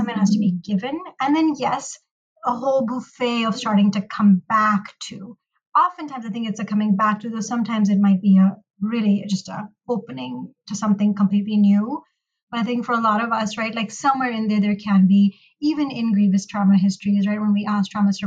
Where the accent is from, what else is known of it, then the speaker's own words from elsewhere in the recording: Pakistan; moved away as an adult; now in United States; I am a Pakistani American licensed marriage and family therapist, and I grew up in Pakistan